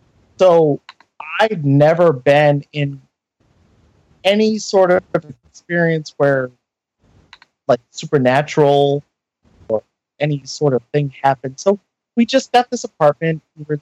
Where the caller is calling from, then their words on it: Maine, United States; I'm calling from Maine.